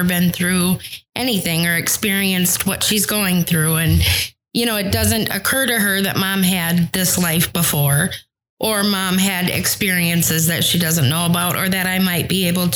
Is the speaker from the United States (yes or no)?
yes; Muskegon, Michigan, United States; moved away as an adult; also born or lived in Grand Rapids, Michigan; I'm from originally Muskegon